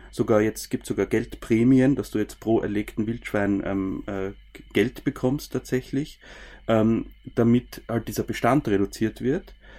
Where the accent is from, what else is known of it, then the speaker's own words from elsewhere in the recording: Styria, Austria; Bei uns in der Steiermark